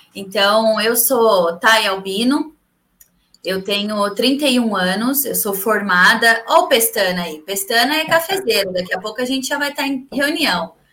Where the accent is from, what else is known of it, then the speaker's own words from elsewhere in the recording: São Carlos, São Paulo, Brazil; eu sou São Carlense, eu vim para Araraquara fazer o curso em Pretec